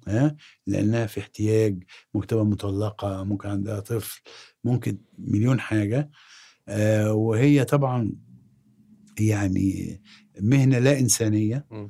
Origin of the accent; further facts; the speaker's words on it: Egypt; أنا مصري